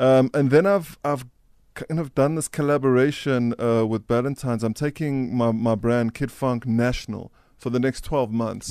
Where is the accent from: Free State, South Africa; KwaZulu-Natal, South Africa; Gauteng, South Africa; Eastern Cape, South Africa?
Gauteng, South Africa; Roodepoort; also born or lived in Scotland; my parents moved here when I was four